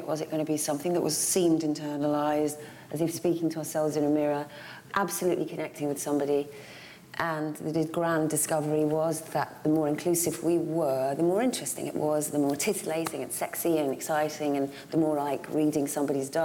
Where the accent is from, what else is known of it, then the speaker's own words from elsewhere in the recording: United Kingdom; growing up in Hazy Middlesex